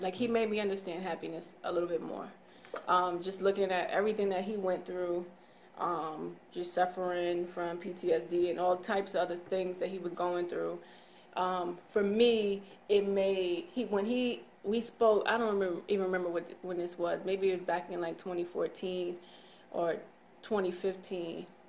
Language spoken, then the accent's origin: English; England, United Kingdom; I don't know. I'm English.